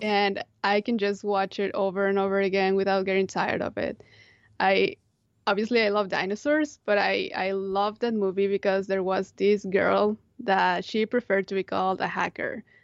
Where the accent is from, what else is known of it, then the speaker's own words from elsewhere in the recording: Monterrey, Nuevo León, Mexico; moved away; I grew up in Monterrey